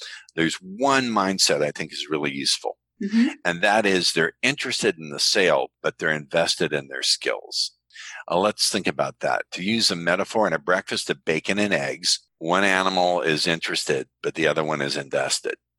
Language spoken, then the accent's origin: English; United States; I'm American